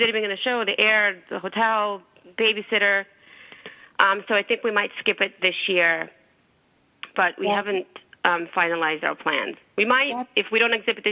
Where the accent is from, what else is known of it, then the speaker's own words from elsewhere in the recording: New York, United States; I'm from New York. I talk fast